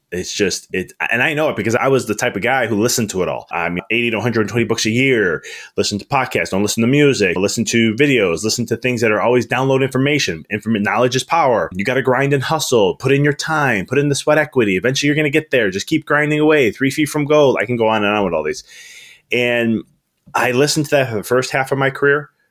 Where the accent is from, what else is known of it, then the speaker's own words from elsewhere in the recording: Chicago, Illinois, United States; moved away as an adult; now in Knoxville, United States; I'm from Chicago originally, and I moved to Na-, Knoxville in December